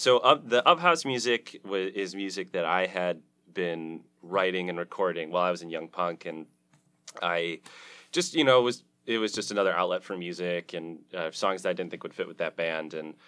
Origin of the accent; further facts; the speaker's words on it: Detroit, Michigan, United States; So I'm from Detroit.